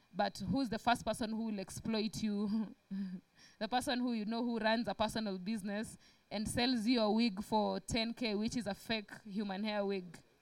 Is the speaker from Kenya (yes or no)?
yes; Kenya; me being a Kenyan